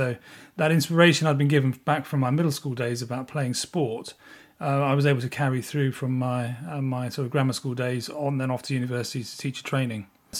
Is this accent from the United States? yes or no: no; South East England, United Kingdom; And as a pupil growing up in North Kent, I was fortunate enough to attend a middle school.